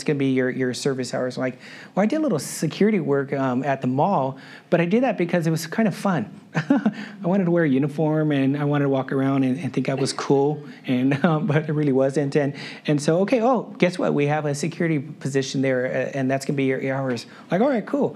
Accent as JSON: {"language": "English", "town": "El Monte", "region": "California", "country": "United States", "tie": "born or raised there", "said": "I grew up in El Monte. My mom still lives in El Monte"}